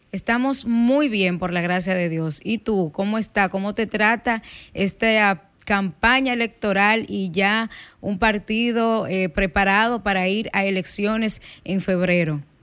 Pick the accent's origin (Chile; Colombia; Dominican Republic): Dominican Republic; Bonao, Monseñor Nouel; moved away; ayer me tocó ir a Bonao, a mi pueblo